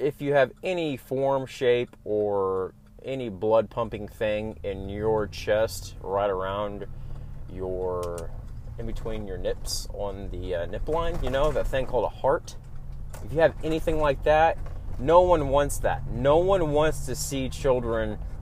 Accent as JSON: {"language": "English", "region": "Oklahoma", "country": "United States", "said": "I'm from Oklahoma, so I'm gonna say y'all."}